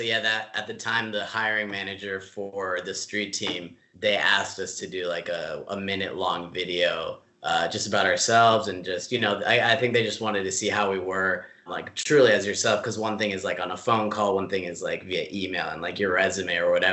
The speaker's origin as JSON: {"language": "English", "country": "Mexico", "tie": "born or raised there", "also_born_or_lived": "San Diego, California, United States", "moved": "yes", "lives_now": "Los Angeles, United States", "said": "growing up in Mexico and then like San Diego"}